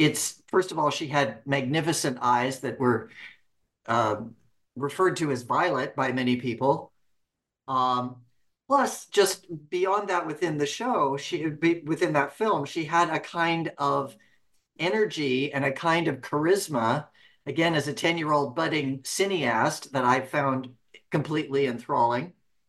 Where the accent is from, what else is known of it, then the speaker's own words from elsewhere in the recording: Reading, United States; as a 10-year-old kid at the Cascade Theater in my hometown of Reading, watching Taming of the Shrew